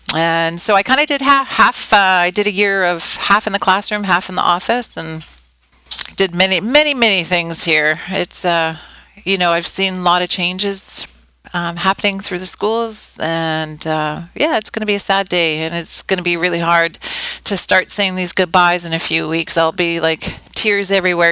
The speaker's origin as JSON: {"language": "English", "town": "Calgary", "region": "Alberta", "country": "Canada", "tie": "born or raised there", "moved": "as an adult", "lives_now": "Udhailiyah, Saudi Arabia", "said": "we're from Canada. I was born and raised in Calgary"}